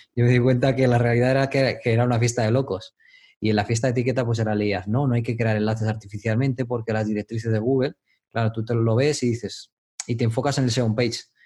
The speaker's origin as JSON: {"language": "Spanish", "town": "Madrid", "region": "Community of Madrid", "country": "Spain", "also_born_or_lived": "Dominican Republic", "moved": "as an adult", "said": "soy de Madrid, España. Mm, em, viví en el extranjero, en República Dominicana, muchos años."}